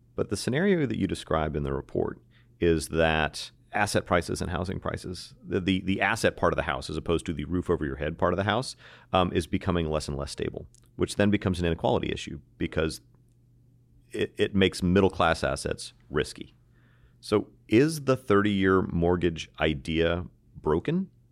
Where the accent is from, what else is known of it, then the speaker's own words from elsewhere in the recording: United States; as an American